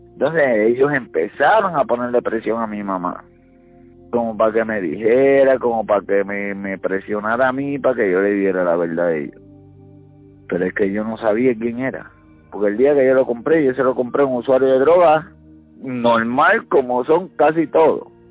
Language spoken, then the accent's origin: Spanish; Gurabo, Puerto Rico; mi pueblo, de Gurabo